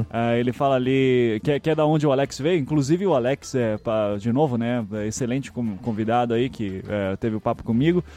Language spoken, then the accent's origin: Portuguese; Curitiba, Paraná, Brazil; accent: Curitibano; also born or lived in Northeast Brazil; Eu só nasci lá, com seis meses de vida já tava em Curitiba